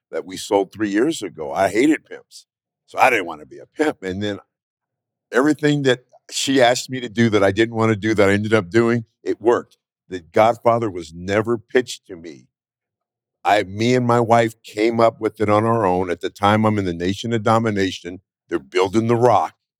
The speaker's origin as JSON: {"language": "English", "region": "Northern California", "country": "United States", "moved": "as an adult", "lives_now": "Las Vegas, United States", "said": "I'm from Northern California."}